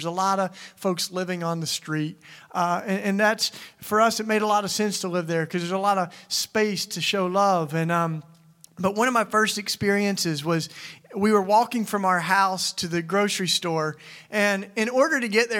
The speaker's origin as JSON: {"language": "English", "region": "Tennessee", "country": "United States", "tie": "born or raised there", "also_born_or_lived": "Philadelphia", "moved": "yes", "said": "I came from Philly. I've lived there for 20 years, and I'll tell you about that. But I grew up in Tennessee."}